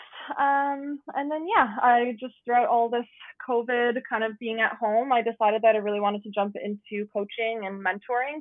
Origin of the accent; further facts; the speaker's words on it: Guelph, Ontario, Canada; I was actually born and raised in Guelph. I'm still living here